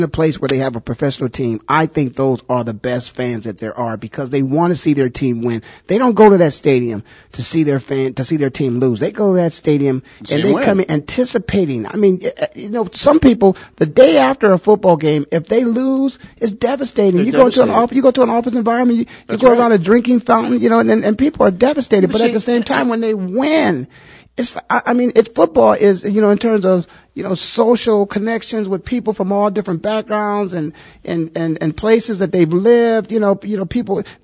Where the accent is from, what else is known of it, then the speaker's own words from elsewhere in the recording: Canton, Ohio, United States; born and raised in Canton, Ohio